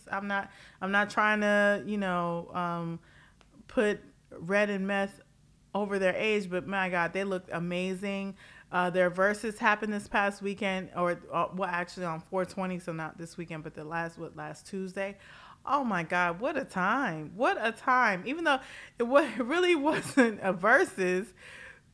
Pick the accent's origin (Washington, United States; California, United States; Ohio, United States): California, United States; Los Angeles; I am a Californian, okay? Los Angeles, California, and I was there for Governor Schwarzenegger